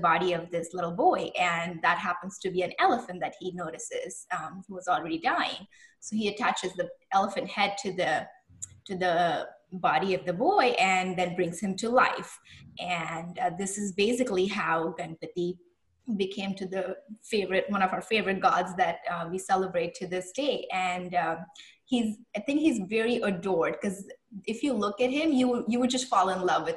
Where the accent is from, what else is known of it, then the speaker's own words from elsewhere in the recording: Mumbai, Maharashtra, India; I'm from Bombay, and I grew up just celebrating this festival to its fullest.